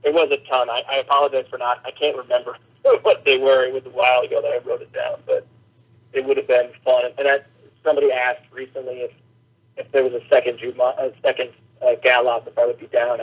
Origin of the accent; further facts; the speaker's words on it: Minnesota, United States; moved away as an adult; also born or lived in Colorado; now in Los Angeles, United States; I grew up in Minnesota, and I went to college in Colorado. I've been living in L.A. for quite some time now